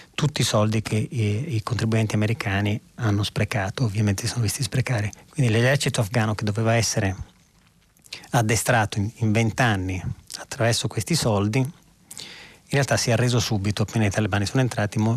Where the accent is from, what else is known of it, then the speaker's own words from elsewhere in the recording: Verona, Veneto, Italy; quando ero ragazzino ero a Verona